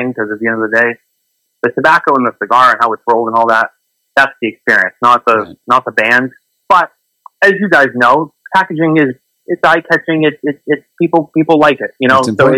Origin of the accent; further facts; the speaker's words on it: Boston, Massachusetts, United States; I'm not from New York. I'm from Boston